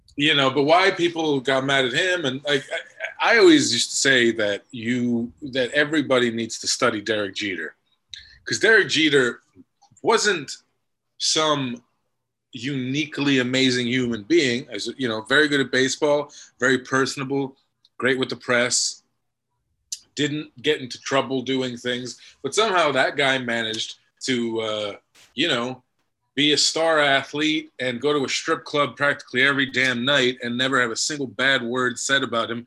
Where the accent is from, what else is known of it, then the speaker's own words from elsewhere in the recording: New York, United States; I'm from New York. I grew up a Yankees fan